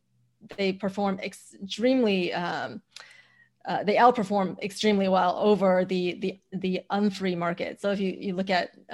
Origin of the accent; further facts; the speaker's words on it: China; also born or lived in United States; I grew up in China and the US, and so I split my childhood between two very different countries when it comes to freedom levels.